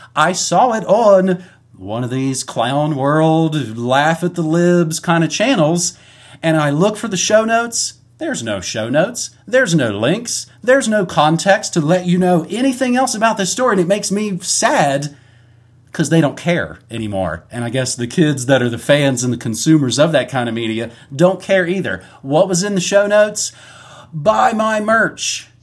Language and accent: English; West Virginia, United States; I'm from West Virginia